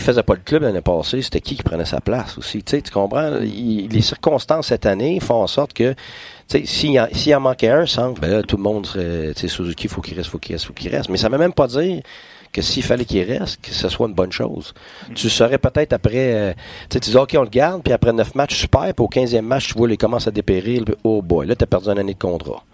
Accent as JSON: {"language": "French", "region": "Quebec", "country": "Canada", "said": "je suis un Québécois"}